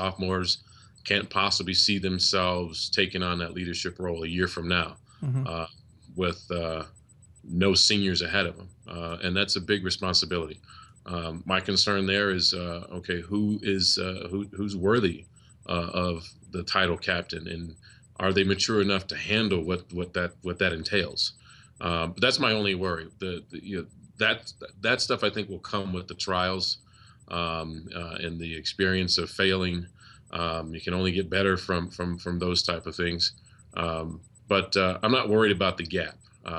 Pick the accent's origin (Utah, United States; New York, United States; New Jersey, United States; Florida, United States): New York, United States; Liverpool; I went to Liverpool High School.